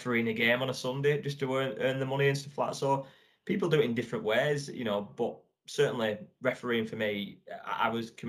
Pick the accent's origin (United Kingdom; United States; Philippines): United Kingdom; England; I'm like as English as it comes, really, in terms of that.